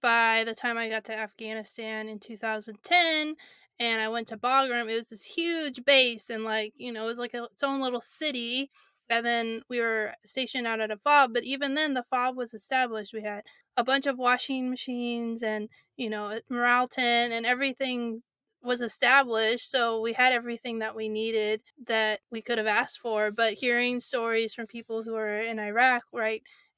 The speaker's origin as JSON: {"language": "English", "region": "California", "country": "United States", "tie": "born or raised there", "moved": "as an adult", "said": "I grew up in California"}